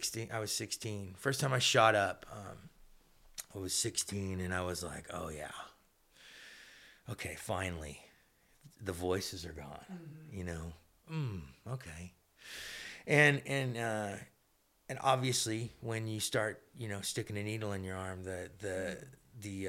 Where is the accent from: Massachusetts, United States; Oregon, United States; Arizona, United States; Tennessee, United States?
Arizona, United States; Phoenix; also born or lived in Oklahoma City; I grew up in Phoenix. My dad and my mom had me in Oklahoma City. And when I was two, they moved from Oklahoma to Phoenix, Arizona, where I grew up.